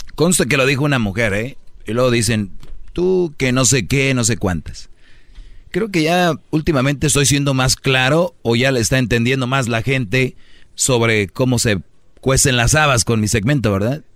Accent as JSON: {"language": "Spanish", "country": "Mexico", "said": "nosotros, los mexicanos, latinos"}